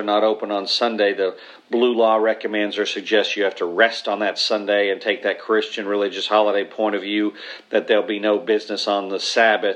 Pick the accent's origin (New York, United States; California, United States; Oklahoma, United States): Oklahoma, United States; I'm from Oklahoma